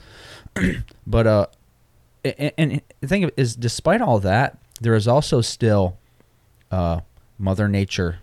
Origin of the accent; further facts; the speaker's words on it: Michigan, United States; moved away; I'm from Michigan